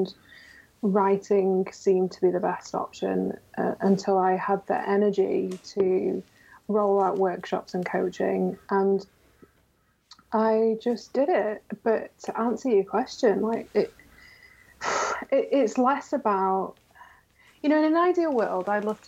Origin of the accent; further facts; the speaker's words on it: New York, United States; born there; You know, I was born in New York originally. I'm a dual citizen, so it's something I've always wanted to do.